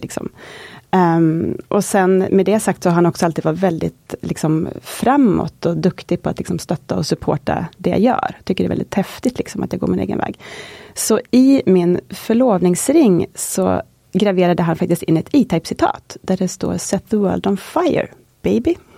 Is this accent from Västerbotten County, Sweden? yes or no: yes; Kåge, Västerbotten County, Sweden; moved away; jag kommer från en liten by som heter Kåge utanför Skellefteå, en mil norr om Skellefteå